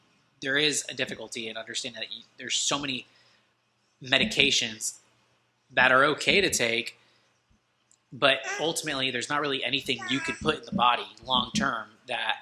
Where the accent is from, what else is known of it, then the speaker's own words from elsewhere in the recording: DeLand, Florida, United States; I'm actually from DeLand myself, and I went to high school in DeLand, Florida.